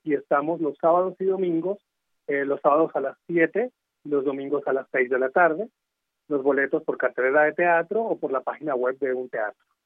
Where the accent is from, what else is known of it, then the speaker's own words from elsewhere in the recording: Venezuela; moved away as an adult; now in Mexico; yo soy de Venezuela, llegué aquí hace cinco años.